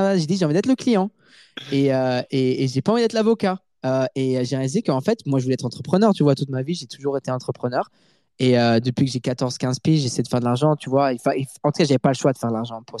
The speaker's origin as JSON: {"language": "French", "town": "Montreal", "region": "Quebec", "country": "Canada", "tie": "born or raised there", "also_born_or_lived": "Paris, France", "first_language": "French", "said": "je suis né à Paris et j'ai habité à Paris jusqu'en 2003. Ensuite, ma famille a déménagé à Montréal, au Canada"}